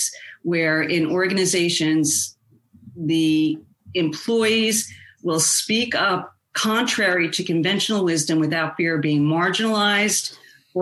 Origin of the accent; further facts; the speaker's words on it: outside of New York, United States; I grew up outside of New York